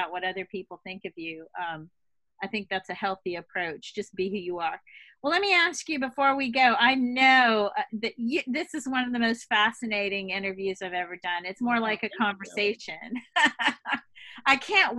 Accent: the South, United States; moved away as an adult; also born or lived in Boston; I came from the South

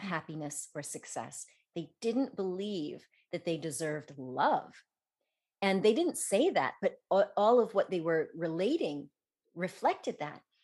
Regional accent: Denver, Colorado, United States; also born or lived in south of France; now in France; I grew up in Denver, and I skied when I was young

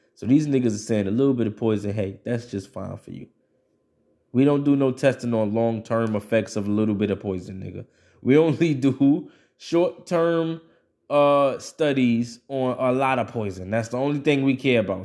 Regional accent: United States; as an American and as a person who grows up in, in, in a, in a modern state of things

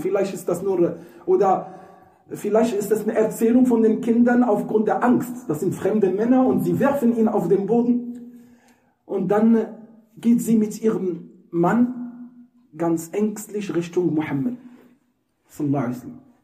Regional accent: Morocco; German is a second language; moved away; Das ist übrigens eine Umgangssprache bei uns in Marokko. Wir sagen Scherf.

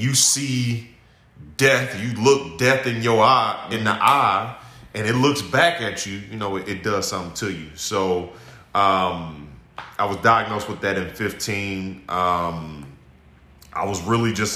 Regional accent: Indianapolis, Indiana, United States; I'm 35, born and raised in Indianapolis

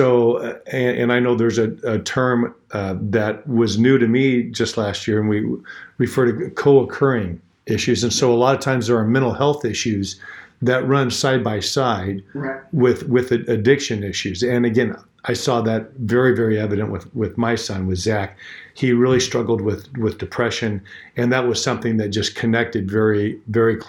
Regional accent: Bakersfield, California, United States; now in Fresno, United States; I was born in Bakersfield.

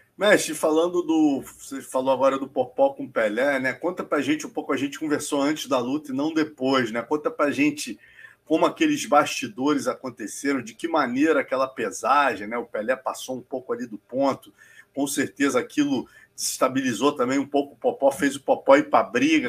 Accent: Brazil; como brasileiro

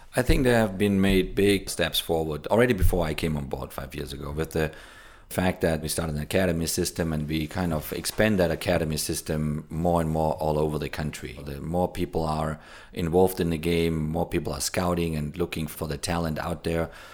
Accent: Germany; now in United States; where I grew up in Germany

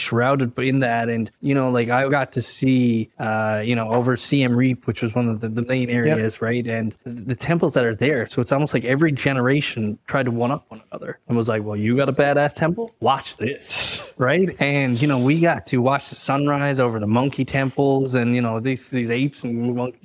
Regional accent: Newfoundland and Labrador, Canada; growing up on the Rock

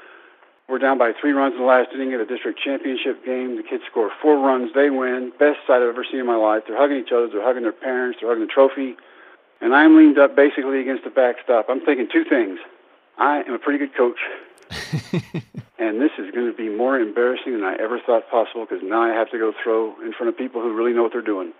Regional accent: Brownwood, Texas, United States; my hometown of Brownwood

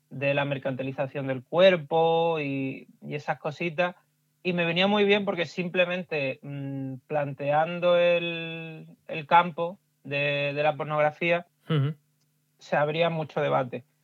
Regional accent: Huelva, Andalusia, Spain; las cooperativas de frutos rojos de, Huelva, que, es de donde yo soy, de la, zona

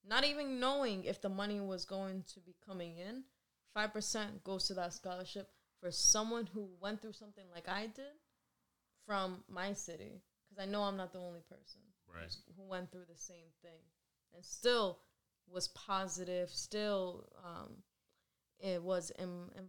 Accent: Providence, Rhode Island, United States; It's not just my hometown

